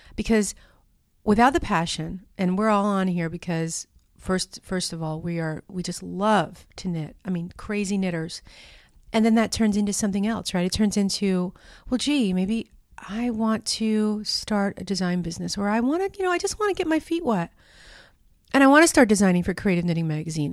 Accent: New York, United States; moved away; I'm from New York. You know, that's where I'm from originally

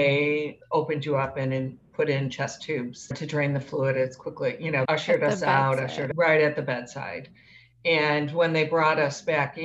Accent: Wisconsin, United States; now in Chicago, United States; I grew up in Wisconsin

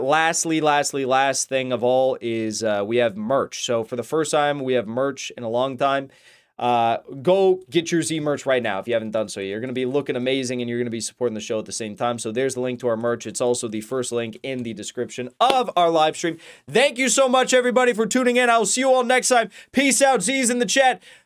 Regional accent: United States; as an American

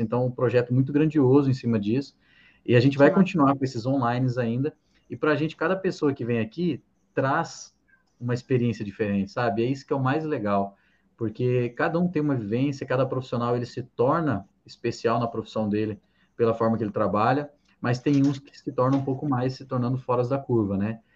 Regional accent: Santa Catarina, Brazil; moved away as an adult; also born or lived in Minas Gerais; eu sou catarinense, né? Mas eu estava em Minas desde 2010, que eu fui fazer faculdade.

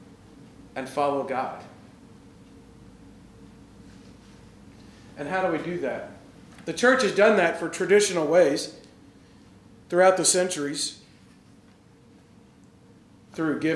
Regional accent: the South, United States; I grew up Lutheran in the South

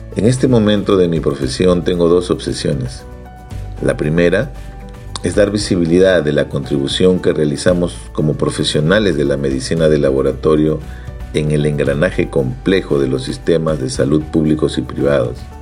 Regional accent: Ica, Peru; Nací en Ica, una provincia al sur de Lima, donde tenemos un cálido sol durante todo el año

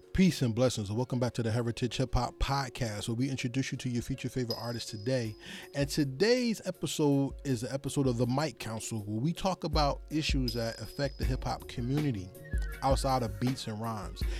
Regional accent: New Jersey, United States; I'm from New Jersey.

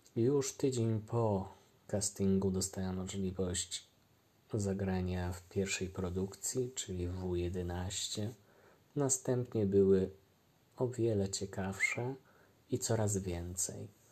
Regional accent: Brzezna, Lesser Poland, Poland; also born or lived in Limanowa / Podegrodzie / Nowy Sącz; Urodziłem się w Limanowej, wychowałem się w okolicach Nowego Sącza, a dokładnie Brzezna

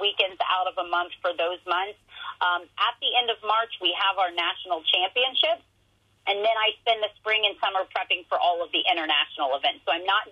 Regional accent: Ohio, United States; I'm from Ohio

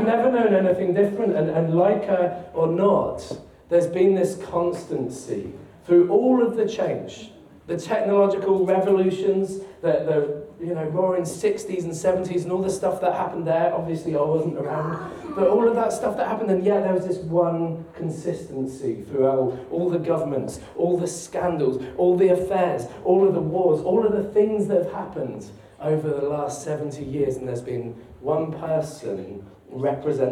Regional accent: United Kingdom; We're British citizens. My passport tells me that.

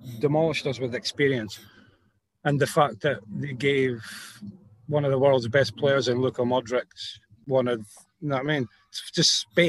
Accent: Scotland, United Kingdom; I'm Scottish.

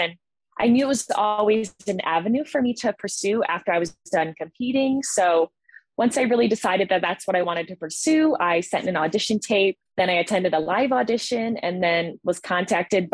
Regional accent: Jamestown, New York, United States; I was born and raised in Jamestown, New York

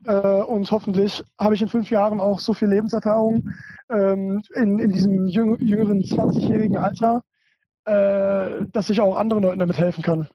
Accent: Germany; bin auf jeden Fall hier in, in, Deutschland geboren, aber wenn man so bilingual oder fast so trilingual aufwächst

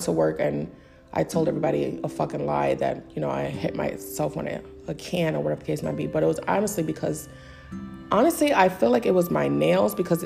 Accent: New York City, New York, United States; I'm from the Bronx

